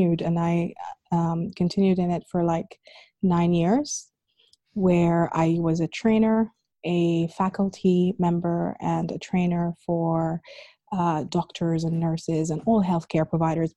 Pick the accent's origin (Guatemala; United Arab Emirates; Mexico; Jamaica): United Arab Emirates; Abu Dhabi; also born or lived in Sudan; growing up here in Abu Dhabi, like when I started school, I was really, really young.